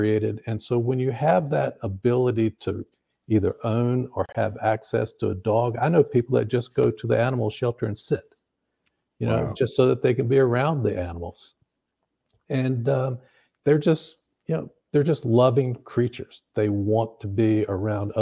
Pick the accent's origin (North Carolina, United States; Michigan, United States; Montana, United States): North Carolina, United States; also born or lived in upstate New York; now in Tennessee, United States; growing up, we grew up in North Carolina, out in the country.